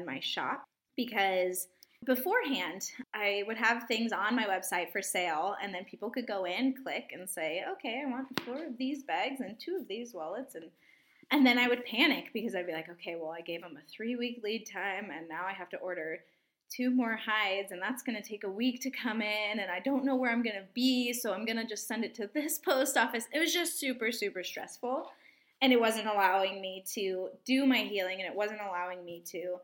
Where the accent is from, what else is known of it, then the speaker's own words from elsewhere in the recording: Arizona, United States; moved away as an adult; also born or lived in Oregon; grew up in Arizona, moved to Oregon.